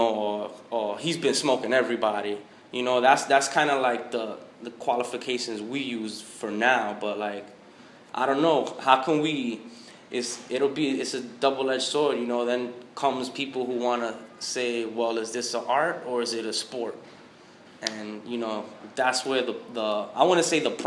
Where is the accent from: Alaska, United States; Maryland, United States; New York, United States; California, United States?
New York, United States; New York City; I'm from New York